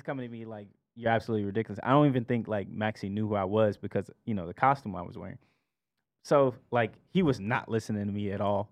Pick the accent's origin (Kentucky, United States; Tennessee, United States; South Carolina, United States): South Carolina, United States; Columbia; moved away; also born or lived in Georgia; I'm from Columbia, South Carolina, by way of Georgia